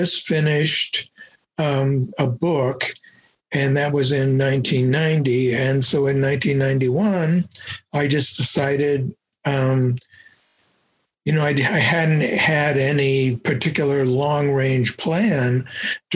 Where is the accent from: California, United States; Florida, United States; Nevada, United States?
California, United States; Los Angeles; moved away as an adult; also born or lived in New York City / Washington, D.C.; now in Lawrence, United States; I was actually born in New York City, but I grew up in Los Angeles